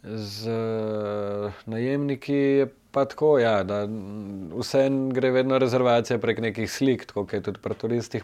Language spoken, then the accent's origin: Slovenian; Ljubljana, Slovenia; sem tleh iz Ljubljana